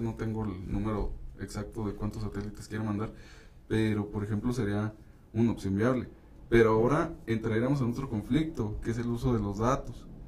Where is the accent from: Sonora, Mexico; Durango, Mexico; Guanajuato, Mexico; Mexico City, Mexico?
Durango, Mexico; nuestro mismo estado, aquí en Durango